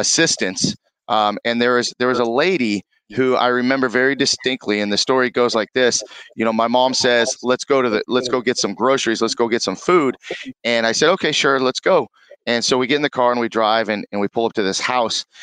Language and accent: English; Conejo Valley, California, United States; also born or lived in Moorpark, California; born and raised in Conejo Valley. Lived there most of my life.